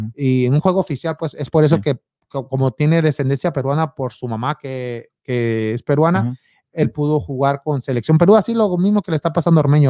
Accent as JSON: {"language": "Spanish", "country": "Mexico", "moved": "yes", "lives_now": "United States", "said": "como mexicano"}